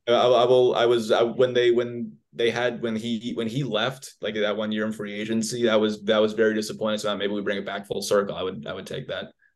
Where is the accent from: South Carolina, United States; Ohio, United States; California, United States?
California, United States; Oakland; I'm from Oakland